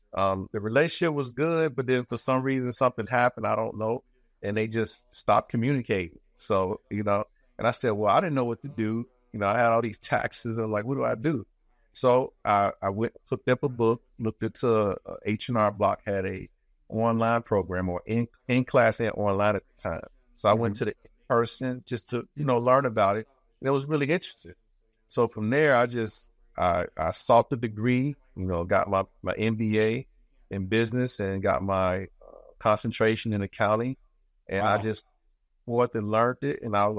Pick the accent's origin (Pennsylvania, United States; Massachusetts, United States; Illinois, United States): Illinois, United States; Chicago; moved away as an adult; now in Tampa, United States; Born and raised in Chicago, Illinois, yes.